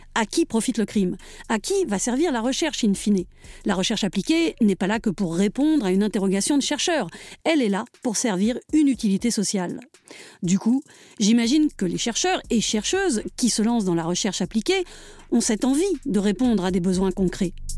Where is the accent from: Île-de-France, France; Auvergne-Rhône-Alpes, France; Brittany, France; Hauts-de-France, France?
Île-de-France, France; Paris; accent: Parisian; now in Drôme, France; moi qui ai toujours regretté mon accent parisien, alors même que je vis désormais en Drôme